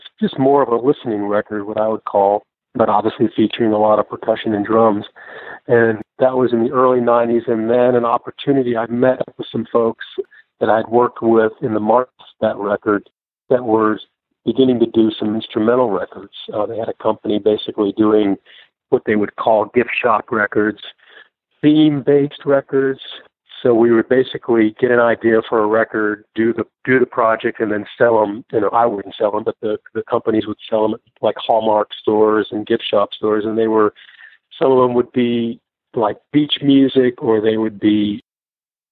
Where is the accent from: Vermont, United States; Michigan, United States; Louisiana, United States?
Vermont, United States; also born or lived in Chicago, Illinois / the Carolinas / Tulsa, Oklahoma; now in Nashville, United States; I was raised in Vermont